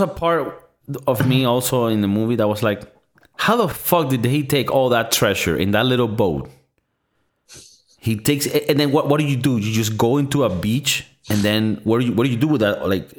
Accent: Florida, United States; No, I'm from Florida.

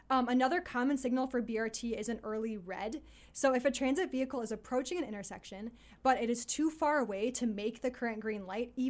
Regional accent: Detroit, Michigan, United States; where I grew up in Detroit, there's this famous highway called Woodward

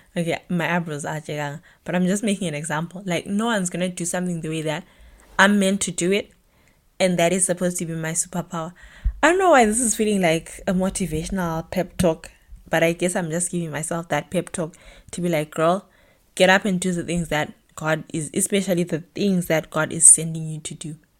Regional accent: Bulawayo, Zimbabwe; moved away as an adult; now in Germany; I was born and bred in Bulawayo, Zimbabwe

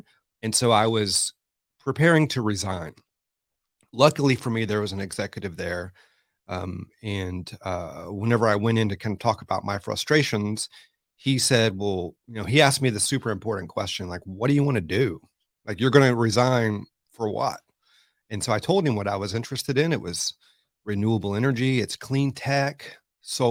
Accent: Pasadena, Texas, United States; I grew up in Houston in the suburbs, on the southeast side in Pasadena

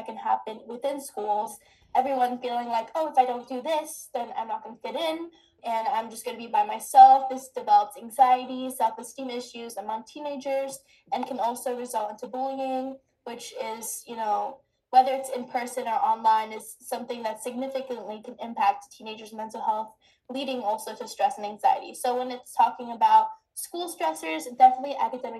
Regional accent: United States; I was born in America

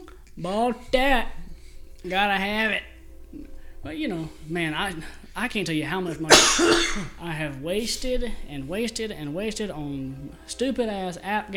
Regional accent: Mississippi, United States; do you realize growing up in Mississippi?

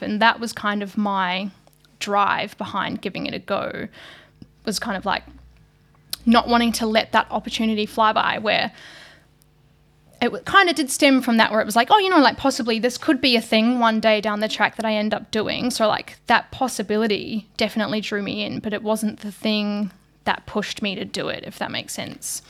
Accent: New Zealand; moved away as an adult; now in Australia; I'm originally from New Zealand. Um, I was brought up in very, very small country town

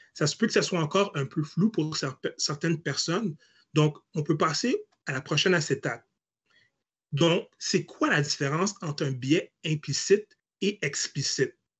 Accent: Hull, Quebec, Canada; je suis né à l'hôpital de Hall

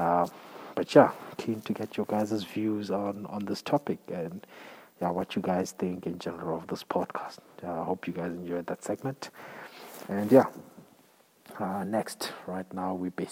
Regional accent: South Africa; as a South African or as an African

